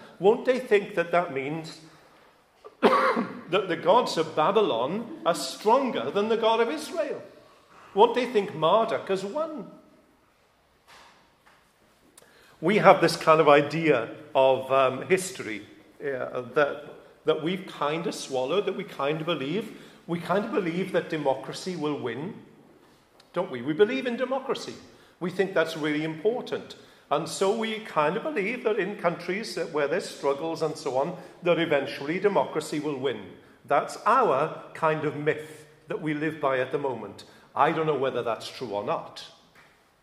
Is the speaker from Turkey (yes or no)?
no; United Kingdom; I am British